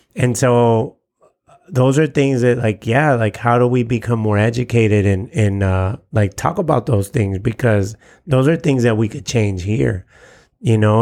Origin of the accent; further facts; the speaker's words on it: San Diego, California, United States; I'm Mexican American. And at least here in San Diego